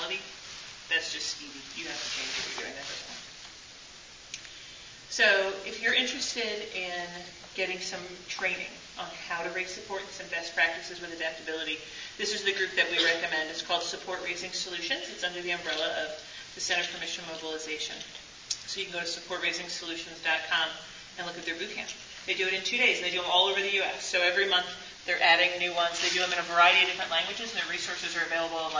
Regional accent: Philadelphia, Pennsylvania, United States; I'm from Philly, so I talk fast and loudly

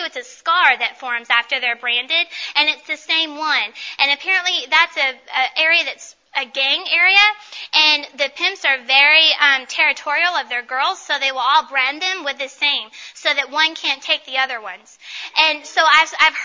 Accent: Paducah, Kentucky, United States; I know where I'm from. I'm from Paducah, Kentucky.

